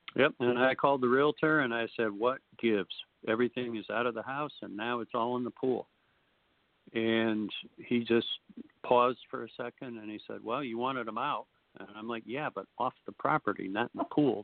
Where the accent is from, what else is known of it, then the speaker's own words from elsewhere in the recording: Chicago, Illinois, United States; moved away as an adult; now in Arizona, United States; I'm from Chicago.